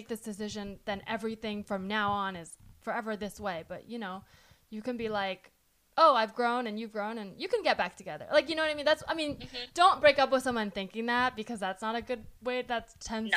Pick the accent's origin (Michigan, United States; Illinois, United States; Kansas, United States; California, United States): California, United States; South Bay, Bay Area; growing up in the Bay Area